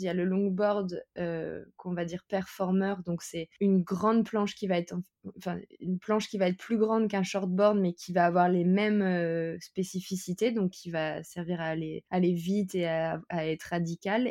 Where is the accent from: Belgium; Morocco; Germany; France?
France; je suis française